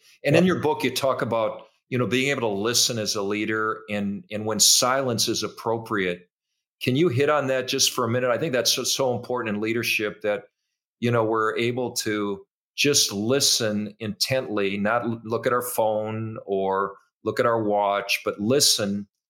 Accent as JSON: {"language": "English", "region": "Minnesota", "country": "United States", "tie": "born or raised there", "also_born_or_lived": "Iowa", "said": "he was a famous coach to all of us growing up in Minnesota and Iowa."}